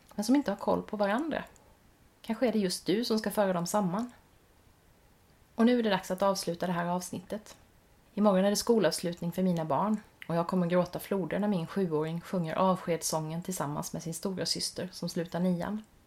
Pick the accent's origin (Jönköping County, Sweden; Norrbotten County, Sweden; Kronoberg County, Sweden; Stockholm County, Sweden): Kronoberg County, Sweden; Växjö; min hemstad Växjö